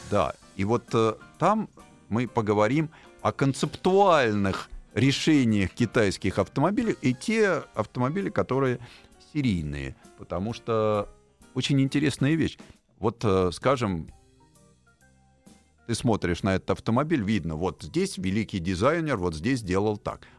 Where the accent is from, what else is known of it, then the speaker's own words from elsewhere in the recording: Moscow, Russia; я тоже, я москвич в четвертом